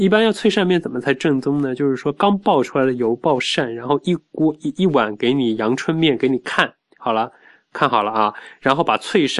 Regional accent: Wuxi, Jiangsu, China; 我在我小时候在无锡郊区吴桥那一带，

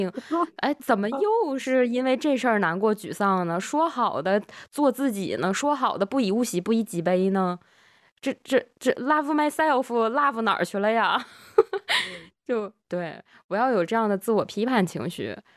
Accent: Northeast China, China; accent: Northeastern; 如果觉得我东北口音这期突然变重的听友们，可以在这个时间节点的评论区扣一个一啊

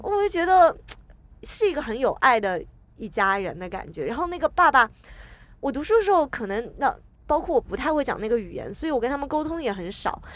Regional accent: Hangzhou, Zhejiang, China; now in Shanghai, China; 其实杭州，就我的家乡，是比上海要更冷一点

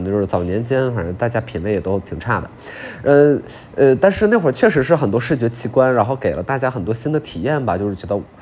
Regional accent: China; 我们中国人

